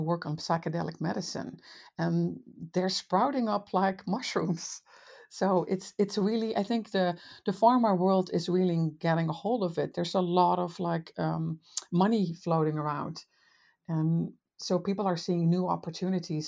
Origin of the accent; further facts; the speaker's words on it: Netherlands; moved away as an adult; now in United States; I'm from the Netherlands originally. I've been in the States for twenty